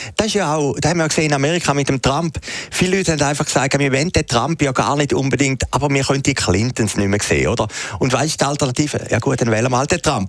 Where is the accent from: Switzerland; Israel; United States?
Switzerland; als Schweizer